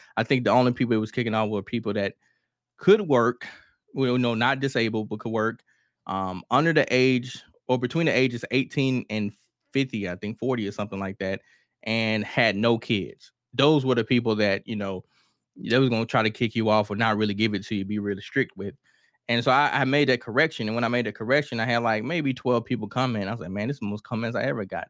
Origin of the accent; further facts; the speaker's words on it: Mississippi, United States; I'm from Kilmarnock, Mississippi